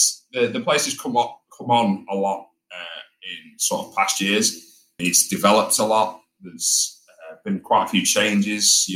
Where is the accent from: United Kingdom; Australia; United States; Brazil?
United Kingdom; St Annes, North West England; I grew up in St. Anne's, which is just a little town. It's not Blackpool.